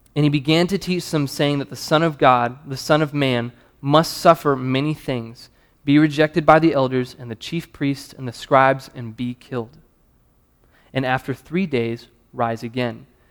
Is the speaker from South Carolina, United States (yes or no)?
yes; South Carolina, United States; accent: Southern; moved away as an adult; also born or lived in New Hampshire; now in Louisville, United States; I'm from South Carolina. I'm Southern